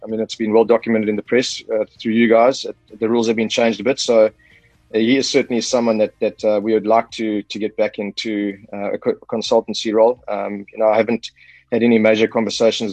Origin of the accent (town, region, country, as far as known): South Africa